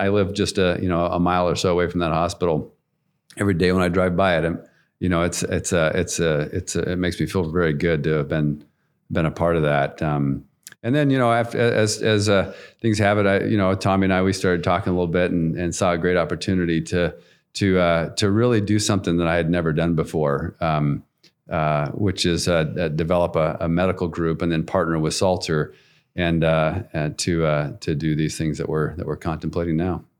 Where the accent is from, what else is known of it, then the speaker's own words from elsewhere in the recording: Nampa, Idaho, United States; I grew up in Nampa, um, so pretty much a lifelong Canyon County guy